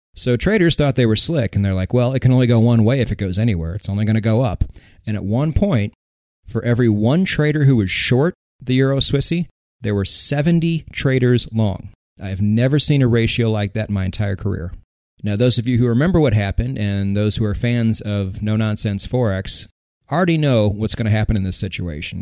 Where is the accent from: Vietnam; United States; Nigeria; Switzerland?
United States; I'm American.